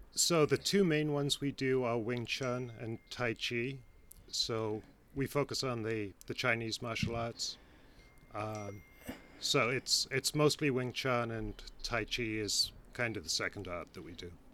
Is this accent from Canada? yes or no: no; England, United Kingdom; now in Cleveland, United States; I'm English originally, but uh, moved here with my family uh, almost 30 years ago